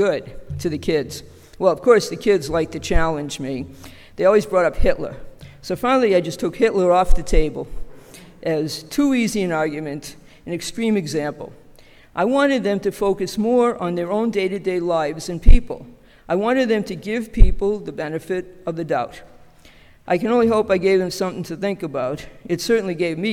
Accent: Boston, Massachusetts, United States; We were Polish immigrants living in a very tight-knit community centered around the church, Our Lady of Częstochowa in South Boston. I went to the same grammar school as my mother and her siblings

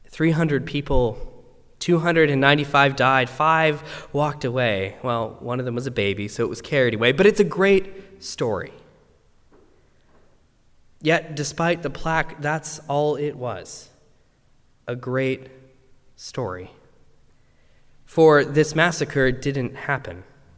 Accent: Western Canada, Canada; Now, I grew up in Canada, And I grew up in the West, and all I knew about Indigenous people as a child really could be found in a shoebox.

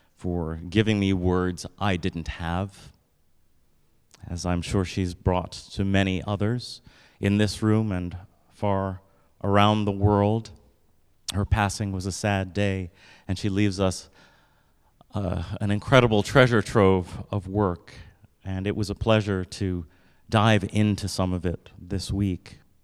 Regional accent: United States; I wake up and I'm a black guy every single day. Which comes with some stuff here in the United States

